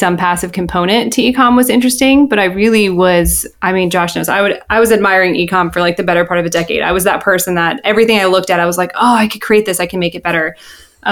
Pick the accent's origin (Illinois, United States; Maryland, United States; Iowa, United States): Illinois, United States; suburbs of Chicago; moved away as an adult; now in Philadelphia area, United States; I'm originally from the Midwest, the suburbs of Chicago.